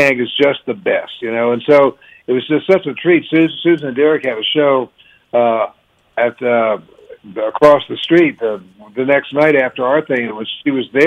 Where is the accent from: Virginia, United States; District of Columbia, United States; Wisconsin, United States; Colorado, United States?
District of Columbia, United States; Washington; moved away; I'm from Washington, D.C.